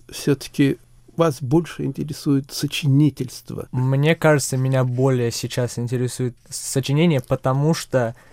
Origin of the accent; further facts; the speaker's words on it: Czechia; also born or lived in Russia; Для меня э, родной дом все-таки Чехия. Я родился в России, но три недели спустя переехали мы сюда